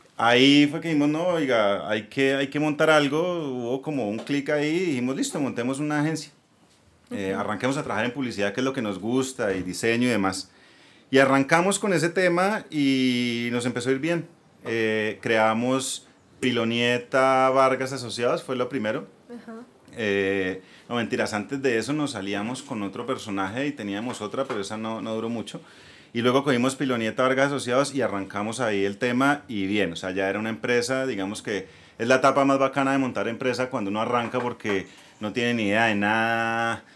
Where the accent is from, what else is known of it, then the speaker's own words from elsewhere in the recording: Bucaramanga, Santander, Colombia; vengo de Bucaramanga, atrás de que vengo de Bucaramanga, me voy para Bogotá